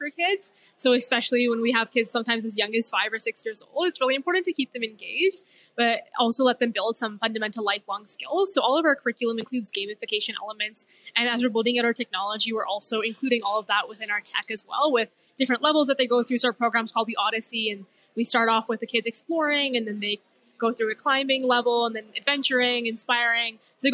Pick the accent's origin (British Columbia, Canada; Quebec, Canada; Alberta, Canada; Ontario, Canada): Alberta, Canada; Edmonton; I'm from here. I'm from Edmonton.